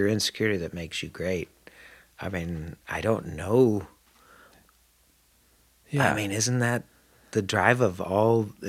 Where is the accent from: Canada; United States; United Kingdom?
United States; Syracuse, New York; Upstate New York. Syracuse. Okay, Syracuse. Yep.